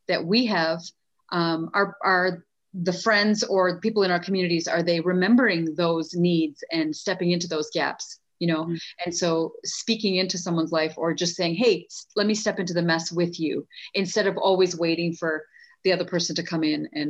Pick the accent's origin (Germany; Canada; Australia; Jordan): Canada; also born or lived in India; now in United States; I was born in India, but then grew up in Canada and then lived in the US